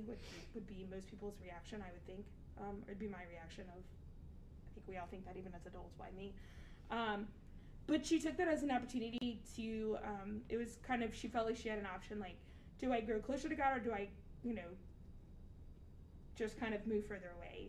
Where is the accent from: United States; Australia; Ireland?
United States; the South; also born or lived in Dallas, Texas; as we say down south